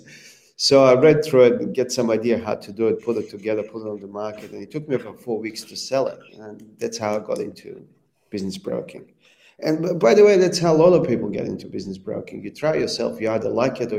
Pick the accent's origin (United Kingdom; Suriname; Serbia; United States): Serbia; moved away as an adult; also born or lived in Libya / Croatia; now in Australia; And I grew up in Serbia.